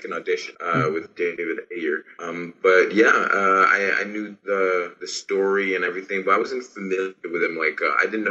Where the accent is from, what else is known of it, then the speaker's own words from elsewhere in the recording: Haiti; English is a second language; moved away; I'm from Haiti. I'm Haitian